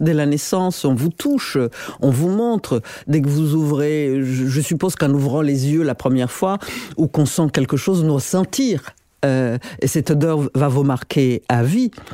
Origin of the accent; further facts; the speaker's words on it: Burundi; moved away; also born or lived in Paris, France; quand j'ai quitté le Burundi après l'assassinat de mon père. Euh, en 70